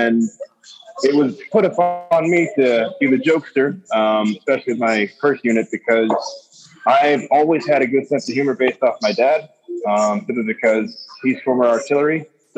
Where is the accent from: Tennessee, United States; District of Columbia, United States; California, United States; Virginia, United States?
Virginia, United States; also born or lived in Fort Benning / Germany; now in Miami, United States; But I was born in Fort Benning, and then my dad got PCS to Germany for 4 years, and then he got PCS to Virginia for 4 years, and that's where I did high school and most of middle school.